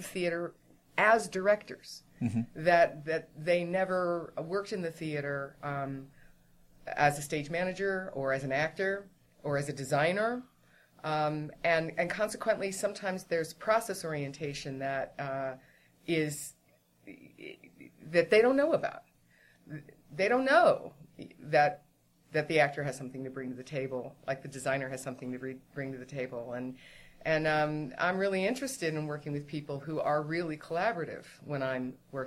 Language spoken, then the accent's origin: English; San Francisco Bay Area, California, United States; I grew up in the San Francisco Bay Area.